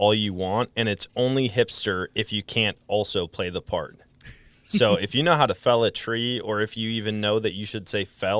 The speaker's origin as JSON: {"language": "English", "region": "Wisconsin", "country": "United States", "tie": "born or raised there", "also_born_or_lived": "Colorado", "lives_now": "Missouri, United States", "said": "I took 2 years out in Colorado, but was born and raised in Wisconsin. And, I've been down in Missouri for a while."}